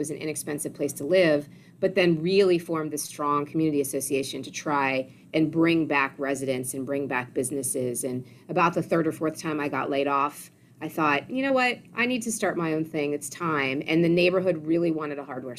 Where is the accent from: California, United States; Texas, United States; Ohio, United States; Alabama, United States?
Ohio, United States; moved away as an adult; also born or lived in Washington, D.C.; I grew up in Ohio and then fast forward moved to Washington, D.C. after graduation.